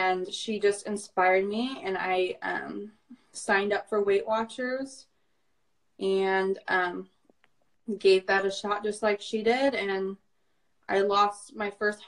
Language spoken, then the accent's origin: English; Indianapolis, Indiana, United States; I am 22 years old. I'm from Indianapolis.